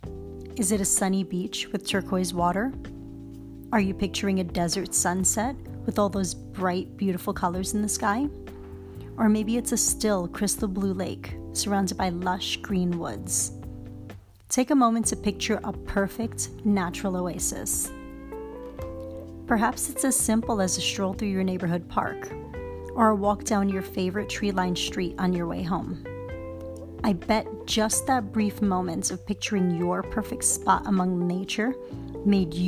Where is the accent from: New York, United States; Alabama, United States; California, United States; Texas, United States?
New York, United States; New York City; as a child growing up in Harlem